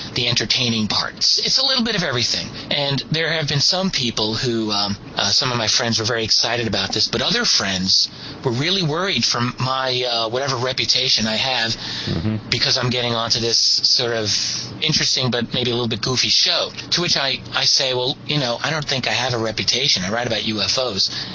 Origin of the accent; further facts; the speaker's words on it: New York City, New York, United States; We're all from Brooklyn.